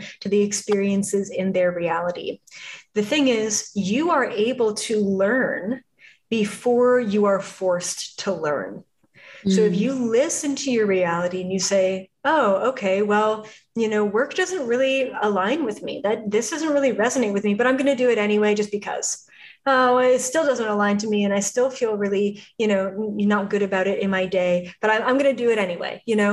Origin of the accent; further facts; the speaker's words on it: Canada; moved away as an adult; now in Los Angeles, United States; I was from Canada